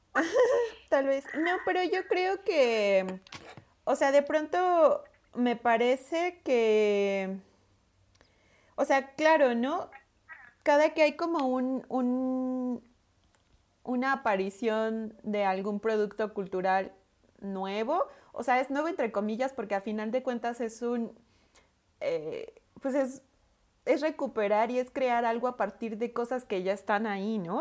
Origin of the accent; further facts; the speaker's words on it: Veracruz, Mexico; Veracruz, yo soy de Veracruz, en el puerto y en todo el estado